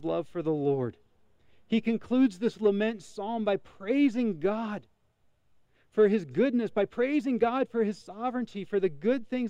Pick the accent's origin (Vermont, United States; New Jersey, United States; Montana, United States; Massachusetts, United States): Montana, United States; a young man growing up in Montana